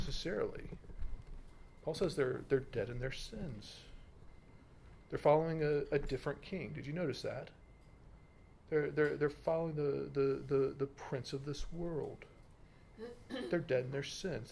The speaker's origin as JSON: {"language": "English", "country": "United States", "said": "I'm American"}